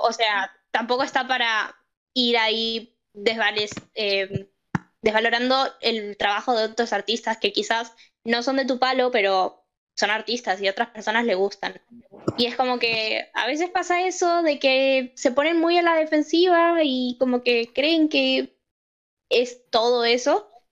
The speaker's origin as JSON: {"language": "Spanish", "country": "Argentina"}